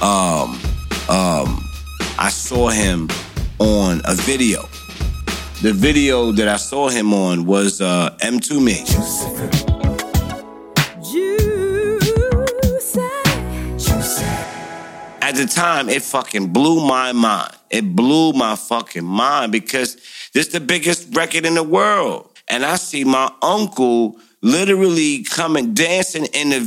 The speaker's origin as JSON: {"language": "English", "town": "New York City", "region": "New York", "country": "United States", "tie": "born or raised there"}